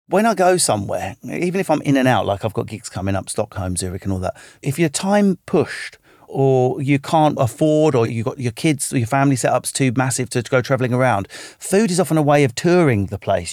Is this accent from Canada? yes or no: no; England, United Kingdom; also born or lived in Manchester area; I'm English.